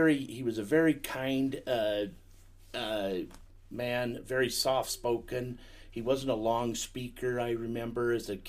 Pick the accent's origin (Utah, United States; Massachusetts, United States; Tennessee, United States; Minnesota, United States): Utah, United States; Salt Lake City; also born or lived in Colorado City, Arizona; Yeah, I was born and raised. I was born in Salt Lake, and been raised in this all my life.